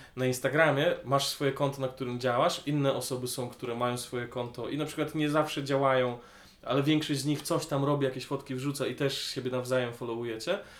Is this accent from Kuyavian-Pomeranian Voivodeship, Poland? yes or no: yes; Grudziądz, Kuyavian-Pomeranian Voivodeship, Poland; moved away; also born or lived in Poznań; ja nie pochodzę z Grudziądza, nie wstydzę się swojego pochodzenia. Zdaję sobie sprawy z wad tego miasta